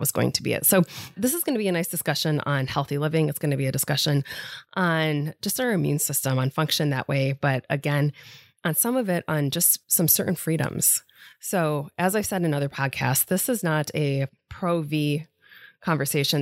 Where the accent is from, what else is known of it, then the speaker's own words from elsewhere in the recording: Onsted, Michigan, United States; We've been, we're both from Onsted